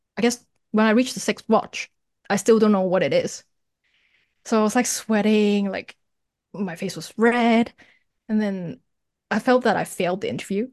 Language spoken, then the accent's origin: English; Toronto, Ontario, Canada; moved away as an adult; now in Hong Kong; I was born in Hong Kong and I moved to Canada when I was ten, studied there, graduated there.